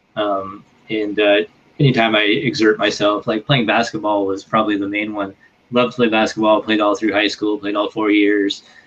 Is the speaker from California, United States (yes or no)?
yes; Northern California, United States; moved away; in my hometown in Northern California